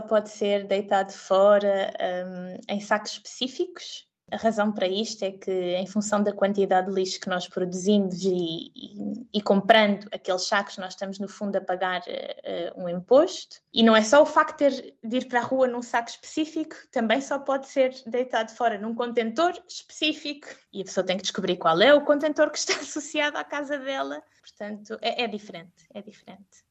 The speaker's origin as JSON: {"language": "Portuguese", "country": "Portugal", "also_born_or_lived": "Spain", "moved": "as an adult", "lives_now": "Zurich, Switzerland", "said": "sendo portuguesa"}